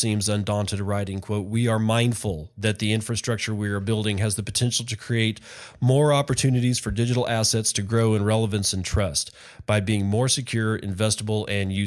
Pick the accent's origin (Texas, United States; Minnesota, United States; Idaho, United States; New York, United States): Texas, United States; Permian Basin; I was born in the Permian Basin. I grew up in the Permian Basin